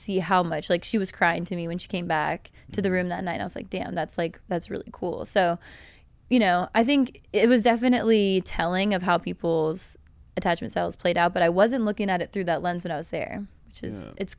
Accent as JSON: {"language": "English", "region": "Virginia", "country": "United States"}